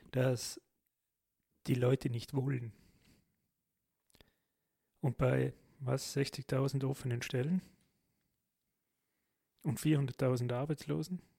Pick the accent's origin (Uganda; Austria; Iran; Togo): Austria; Vorarlberg; wie man als Vorarlberger so schon sagt